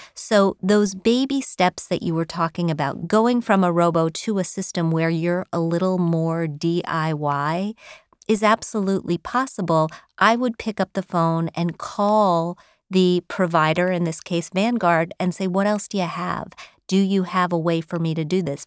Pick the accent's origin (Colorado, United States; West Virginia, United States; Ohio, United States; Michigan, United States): West Virginia, United States; Wheeling; moved away; I grew up in Wheeling, West Virginia